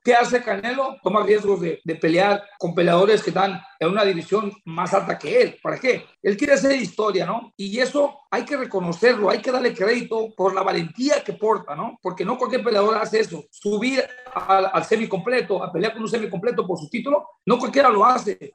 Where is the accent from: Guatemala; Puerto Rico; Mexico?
Mexico; Jiquilpan, Michoacán; moved away; Jiquilpa, Michoacán, mi tierra, ahí nací